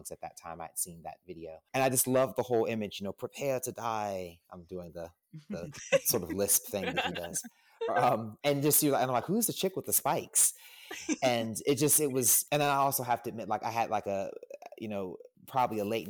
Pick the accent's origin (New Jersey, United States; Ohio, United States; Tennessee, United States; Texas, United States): Ohio, United States; Dayton; moved away; I'm from Dayton, Ohio originally.